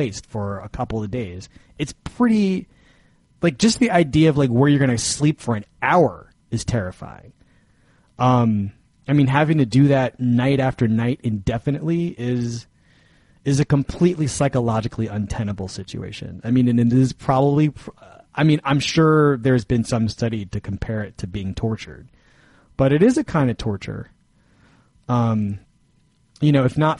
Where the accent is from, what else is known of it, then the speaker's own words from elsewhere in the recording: New York, United States; as a New Yorker